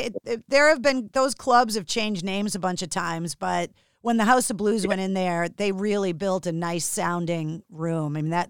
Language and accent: English; Boston, Massachusetts, United States; I love that it happened in my hometown.